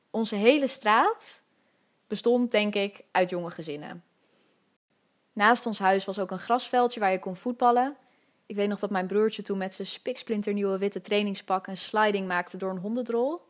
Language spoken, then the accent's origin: Dutch; Amsterdam, North Holland, Netherlands; ik ben geboren in Amsterdam-West, in Nieuw-West, om precies te zijn, in het Slotenvaartziekenhuis. En ik heb ook eigenlijk mijn hele leven in die buurt gewoond.